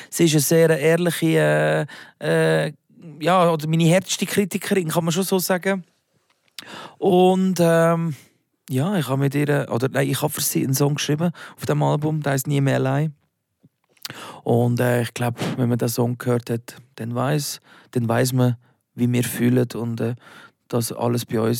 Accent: Basel, Basel-Stadt, Switzerland; accent: Baseldeutsch; now in Zürich, Switzerland; Also, wenn ich äh, in meiner alten Heimat bin, rede ich sicher mehr äh, Baseldeutsch als äh, wenn ich jetzt irgendwie mit dir bin.

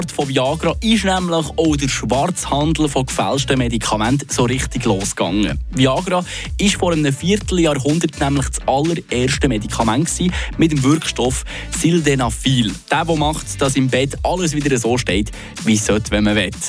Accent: Switzerland; hier bei uns in der Schweiz.

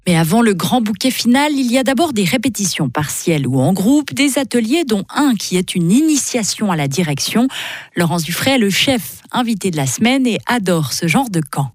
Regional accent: Switzerland; chez nous, en Suisse

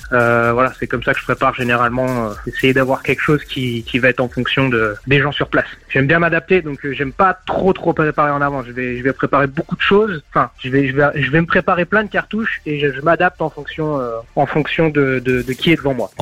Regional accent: Nancy, Grand Est, France; toujours à Nancy. Ma ville, ma ville d'enfance, ma ville de cœur.

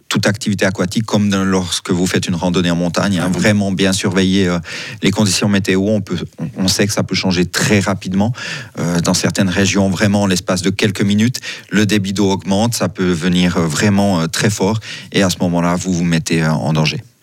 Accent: Switzerland; on est suisse

